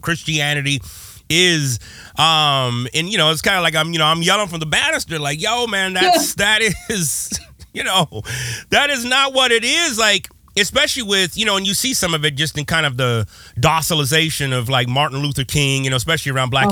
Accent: West Coast, United States; I'm from the West Coast

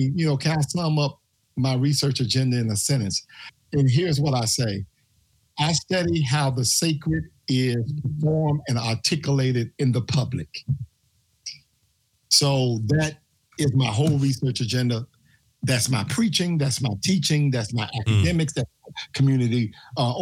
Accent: Memphis, Tennessee, United States; I'm from Memphis, Tennessee. I was born and raised here

